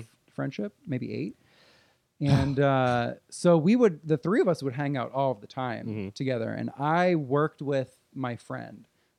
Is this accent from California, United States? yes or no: no; New Jersey, United States; moved away; I was in New Jersey.